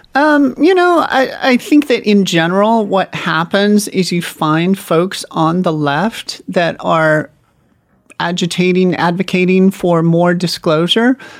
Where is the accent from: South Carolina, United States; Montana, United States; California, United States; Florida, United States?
Montana, United States; my home state of Montana